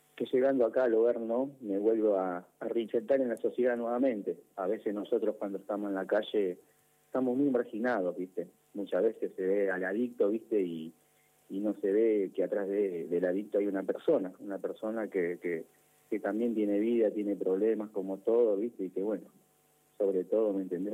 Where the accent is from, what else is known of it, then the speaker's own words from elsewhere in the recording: Banfield, Buenos Aires Province, Argentina; yo soy de Banfield. Soy de Banfield